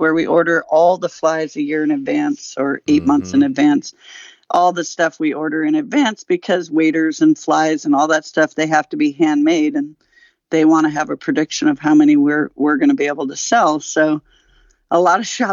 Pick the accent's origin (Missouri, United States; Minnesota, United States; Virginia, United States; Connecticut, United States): Minnesota, United States; Minneapolis; accent: Minnesota; moved away; I grew up in Minnesota and it might sneak out once in a while. My Minnesota accent might sneak out once in a while